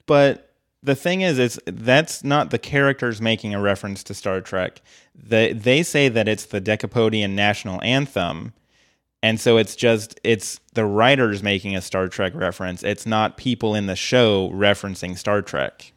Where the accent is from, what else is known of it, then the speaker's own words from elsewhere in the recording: Colorado, United States; I grew up in Colorado